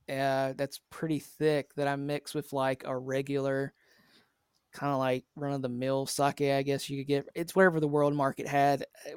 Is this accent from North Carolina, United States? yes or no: yes; North Carolina, United States; because that's originally where I'm from North Carolina.